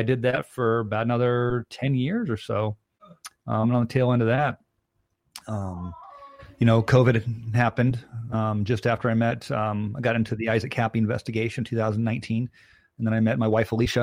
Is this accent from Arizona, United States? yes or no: yes; Phoenix, Arizona, United States; I was raised in Phoenix, North Phoenix, just middle class family there